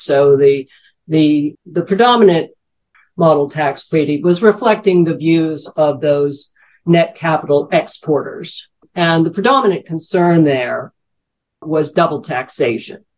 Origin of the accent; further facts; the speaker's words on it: New York, United States; working as a financial journalist in New York, my hometown